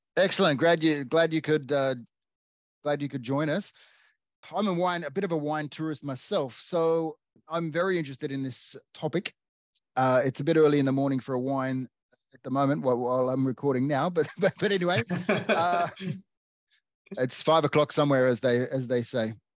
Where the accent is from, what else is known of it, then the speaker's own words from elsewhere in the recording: Australia; I'm Australian